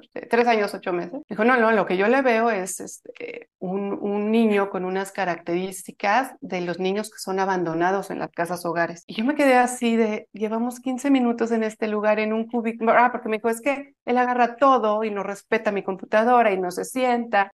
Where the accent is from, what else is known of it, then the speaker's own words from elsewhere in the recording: Mexico; soy de México